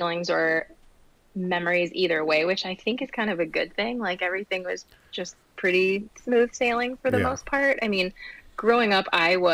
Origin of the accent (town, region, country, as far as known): Holly, Michigan, United States; born or raised there; also born or lived in Grosse Pointe, Michigan / White Lake, Michigan / Waterford, Michigan